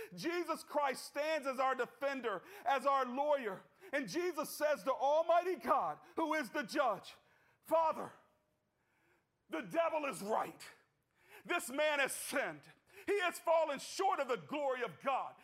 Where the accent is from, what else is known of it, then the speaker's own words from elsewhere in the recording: United States; as an American